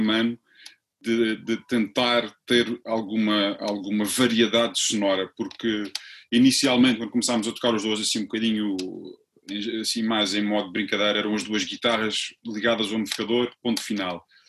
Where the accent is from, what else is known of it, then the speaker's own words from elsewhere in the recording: Funchal, Madeira, Portugal; moved away as an adult; eu vim da Madeira já eu saí da Madeira em 95, ainda voltei lá um ano, mas estou, estou fora há 20, há 20